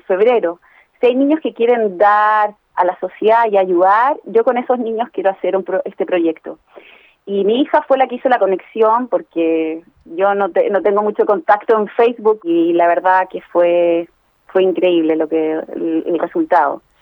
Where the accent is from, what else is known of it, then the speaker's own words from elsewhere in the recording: Santiago, Santiago Metropolitan Region, Chile; now in Israel; soy la hija mayor de dos padres sordos que crecí en Santiago